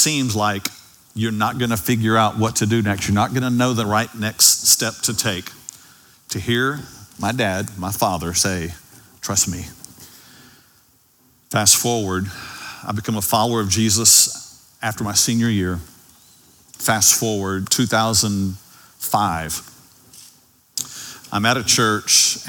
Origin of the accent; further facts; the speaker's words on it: Dallas, Texas, United States; also born or lived in Ovilla, Texas; I grew up in Oak Cliff, and then there came a day that we moved to Ovilla, and it was during my high school years